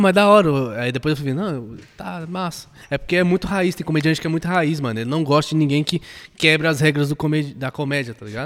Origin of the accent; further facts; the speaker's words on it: Maranhão, Brazil; also born or lived in Aparecida de Goiânia, Goiás; now in Goiânia, Brazil; eu sou maranhense